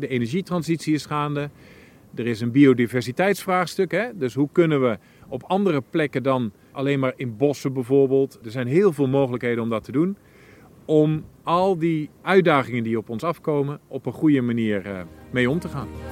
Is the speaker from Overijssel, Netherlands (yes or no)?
yes; Twente, Overijssel, Netherlands; ik als Twentenaar